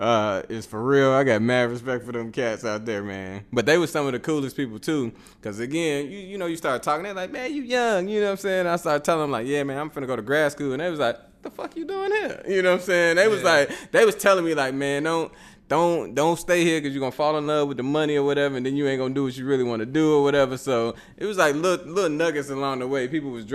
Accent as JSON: {"language": "English", "town": "Chicago", "region": "Illinois", "country": "United States", "said": "I mean, it's East Side of Chicago, but ain't nobody saying I'm from the East Side."}